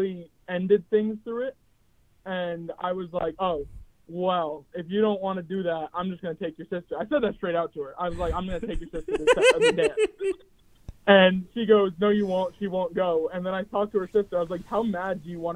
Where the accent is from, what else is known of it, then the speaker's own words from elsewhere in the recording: New Hampshire, United States; I am from the northeast U.S. I'm from New Hampshire.